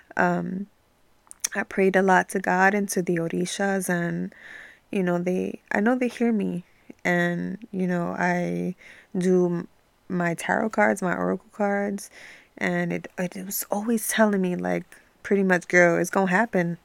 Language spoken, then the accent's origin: English; New York City, New York, United States; now in New Jersey, United States; I was born and raised in New York